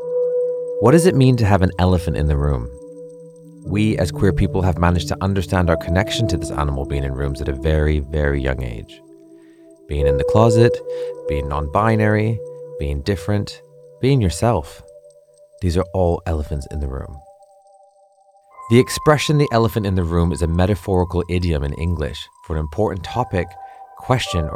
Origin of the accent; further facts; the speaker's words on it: Vancouver, British Columbia, Canada; now in London, United Kingdom; As a young Hindu Punjabi boy growing up in Vancouver, Canada